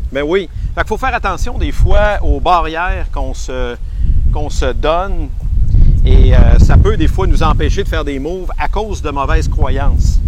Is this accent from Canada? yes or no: yes; Quebec City, Quebec, Canada; Je suis de Québec